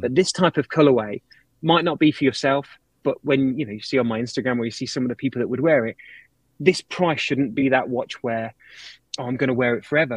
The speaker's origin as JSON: {"language": "English", "country": "United Kingdom", "said": "I'm British."}